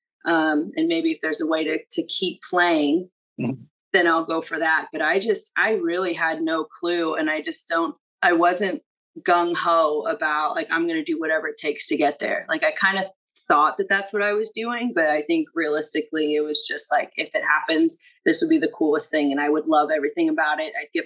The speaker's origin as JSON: {"language": "English", "region": "Southern Indiana", "country": "United States", "tie": "born or raised there", "also_born_or_lived": "Chicago", "said": "growing up in Indiana"}